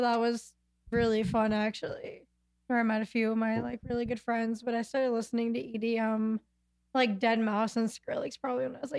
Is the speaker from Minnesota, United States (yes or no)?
yes; Minnesota, United States; also born or lived in Rostov-on-Don, Russia / Steamboat Springs, Colorado; So I'm adopted from Rostov-on-Don, Russia. Came home June 19th, 2001. And then I lived in Minnesota until March of last year. I moved to Steamboat Springs, Colorado in the mountains for 6 months. And then I moved back.